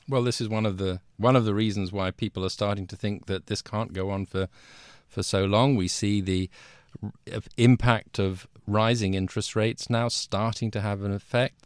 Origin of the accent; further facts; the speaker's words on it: London, United Kingdom; also born or lived in Washington; I'm British. I'm from London originally.